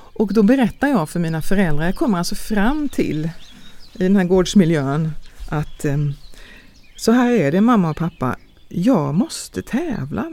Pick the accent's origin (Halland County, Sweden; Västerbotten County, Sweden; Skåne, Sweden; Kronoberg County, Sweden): Halland County, Sweden; Långås; jag är född i Sverige eh, utanför Falkenberg, utanför Långås